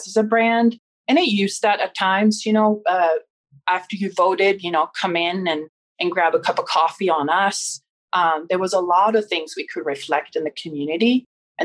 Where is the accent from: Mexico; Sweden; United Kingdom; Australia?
Sweden; Stockholm, Stockholm County; I grew up in Stockholm